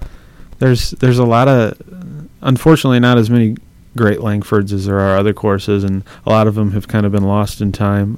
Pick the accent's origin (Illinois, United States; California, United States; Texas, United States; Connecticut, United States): Illinois, United States; Bloomington; I grew up in Bloomington Normal um, at a public golf course